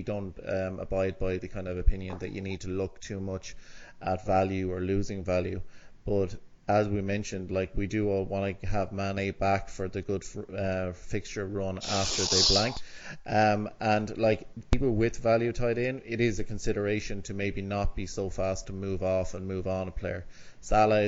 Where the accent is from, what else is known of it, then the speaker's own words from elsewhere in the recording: Ireland; As an Irishman